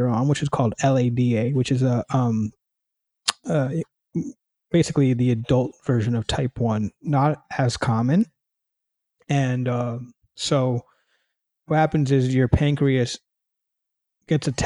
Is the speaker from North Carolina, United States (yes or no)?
no; New York City, New York, United States; moved away as an adult; now in California, United States; I live in California now. I'm originally from New York City